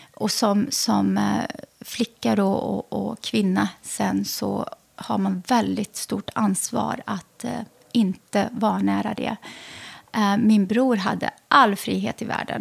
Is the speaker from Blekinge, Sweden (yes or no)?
no; Lidköping, Västra Götaland, Sweden; also born or lived in Lebanon / Västerås; jag växte upp i Lidköping i Västra